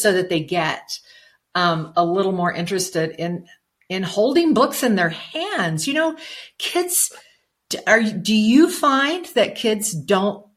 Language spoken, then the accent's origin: English; near Tucumcari, New Mexico, United States; my hometown, which is over near Tucumcari